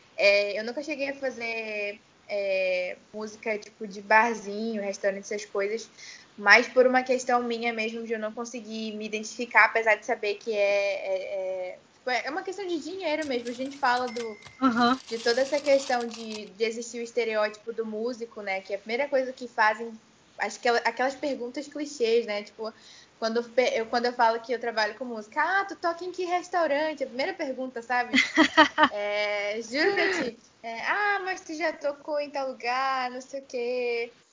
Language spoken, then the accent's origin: Portuguese; Itacoatiara, Amazonas, Brazil; also born or lived in Manaus; eu nasci aqui em Manaus, né? Mas a minha família é inteira do interior, então eu fui bem pequena para lá, voltei para lá, cresci. É, Itacoatiara